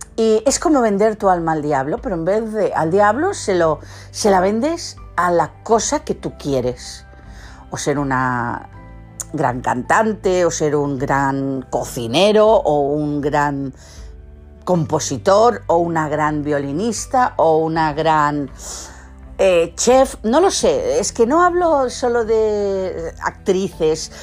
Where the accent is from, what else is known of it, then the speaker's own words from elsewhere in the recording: Catalonia, Spain; los que somos catalanes